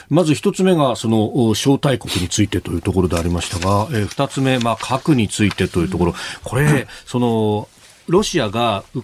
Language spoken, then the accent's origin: Japanese; Hiroshima, Japan; 私、広島出身なんで。おもう地元そのもの。